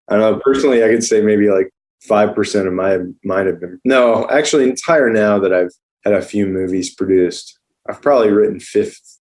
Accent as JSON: {"language": "English", "region": "Arizona", "country": "United States", "moved": "yes", "lives_now": "Los Angeles, United States", "said": "I came out here from Arizona and I had family"}